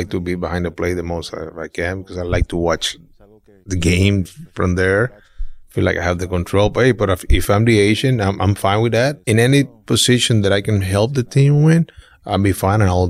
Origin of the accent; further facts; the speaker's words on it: Tijuana, Baja California, Mexico; since it's a Little league, uh, back in Mexico, my dad, uh, he was the manager, like the coach of my team